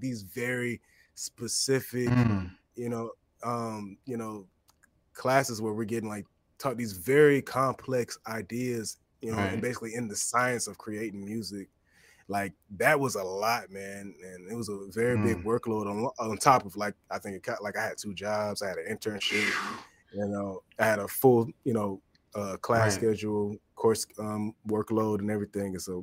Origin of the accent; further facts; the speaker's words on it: East Point, Georgia, United States; also born or lived in Boston; I'm from East Point. I'm from here. I'm from down south.